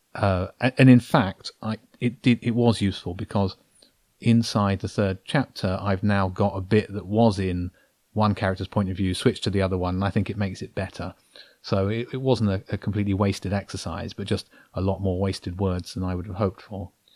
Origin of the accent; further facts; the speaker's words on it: Brighton, South East England, United Kingdom; I'm a guy from Brighton who likes writing